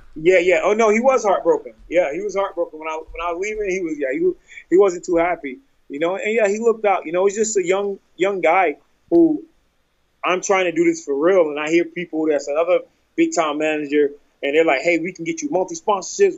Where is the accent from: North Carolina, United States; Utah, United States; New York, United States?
North Carolina, United States; I'm from North Carolina